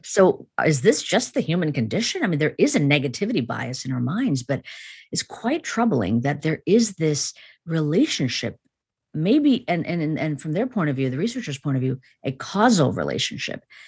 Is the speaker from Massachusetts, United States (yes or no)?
no; Chicago, Illinois, United States; born or raised there